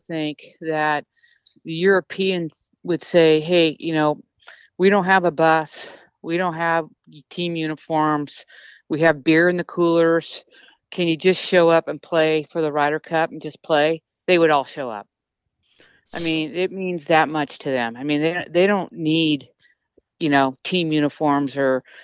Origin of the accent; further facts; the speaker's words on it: United States; being American